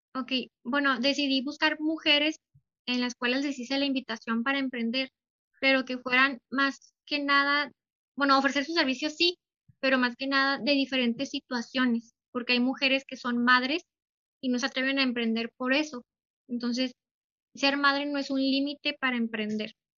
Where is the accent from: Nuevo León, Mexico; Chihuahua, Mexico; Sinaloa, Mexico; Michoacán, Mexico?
Chihuahua, Mexico; Delicias; yo soy de Ciudad Delicias